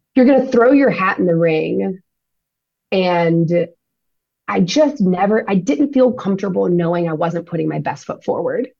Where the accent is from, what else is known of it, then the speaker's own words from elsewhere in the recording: Louisiana, United States; now in Los Angeles, United States; We live in the LA area. Um, I'm from Louisiana.